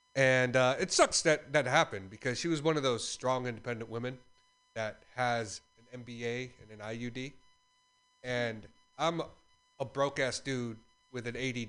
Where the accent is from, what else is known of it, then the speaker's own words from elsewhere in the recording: Philippines; as a Filipino, I'm never on time.